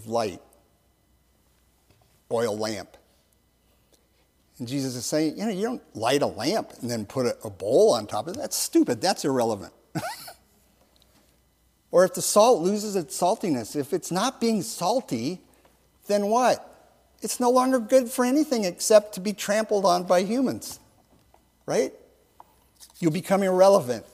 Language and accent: English; Los Angeles, California, United States; I grew up in Los Angeles, and I grew up as a Lakers fan.